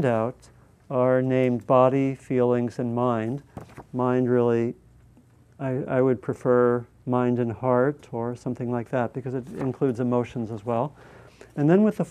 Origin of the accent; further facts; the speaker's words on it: United States; I'm an American.